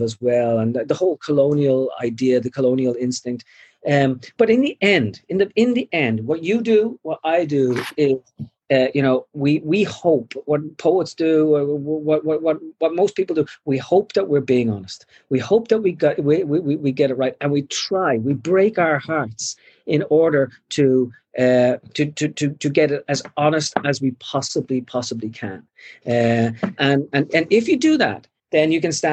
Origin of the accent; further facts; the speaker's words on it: Ireland; now in United States; I feel entirely Irish.